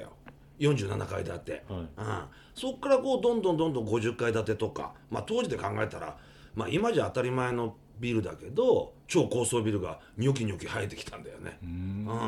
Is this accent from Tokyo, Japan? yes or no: yes; Tokyo, Japan; そこで生まれ育った子供たち俺とかが